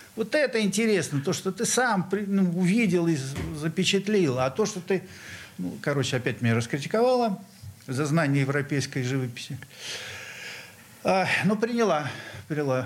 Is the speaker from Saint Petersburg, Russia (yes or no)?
yes; Saint Petersburg, Russia; я местный урожденец нашего города на Неве. А, родился в Московском районе